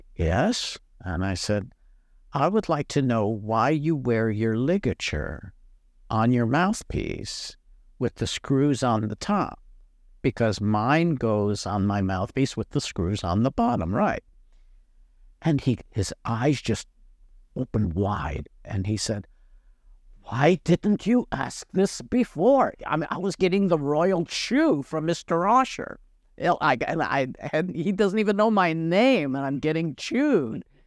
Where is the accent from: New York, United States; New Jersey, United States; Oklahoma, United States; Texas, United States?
New York, United States; Niagara Falls; now in Mississippi, United States; I'm not a native Mississippian. Um, I was born in Western New York, Niagara Falls, to be exact